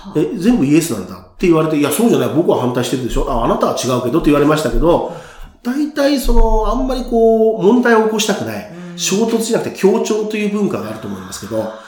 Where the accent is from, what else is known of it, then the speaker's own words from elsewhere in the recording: Japan; moved away; 日本に生まれてすごく日本大好き人間